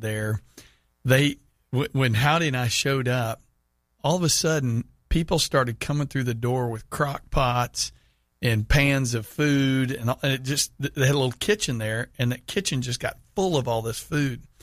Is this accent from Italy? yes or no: no; Houston, Texas, United States; moved away; went back to my hometown of Houston